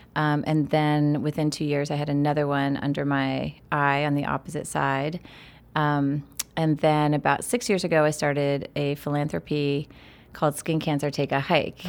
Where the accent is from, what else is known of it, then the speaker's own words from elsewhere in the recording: State College, Pennsylvania, United States; growing up in Happy Valley, Pennsylvania